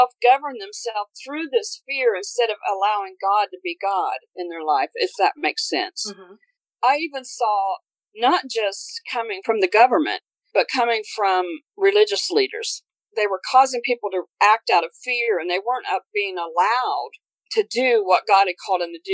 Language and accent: English; Connersville, Indiana, United States; I'm from Indiana, Connersville, Indiana